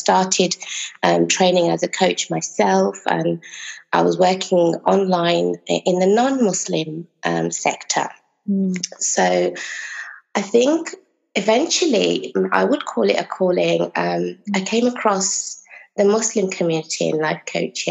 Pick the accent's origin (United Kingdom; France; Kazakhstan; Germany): United Kingdom; Originally, my parents are from Bangladesh, so I'm British Bengali